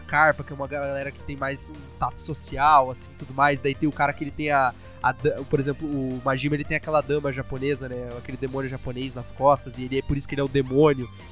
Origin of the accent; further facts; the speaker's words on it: Brazil; eu sou brasileiro